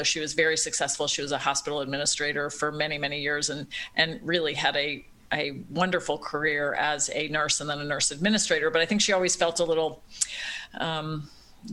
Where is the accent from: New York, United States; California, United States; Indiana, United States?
New York, United States; Long Island; moved away as an adult; also born or lived in Philadelphia, Pennsylvania; now in Cincinnati, United States; I am a New Yorker, East Coast girl, born in Philadelphia, grew up in Long Island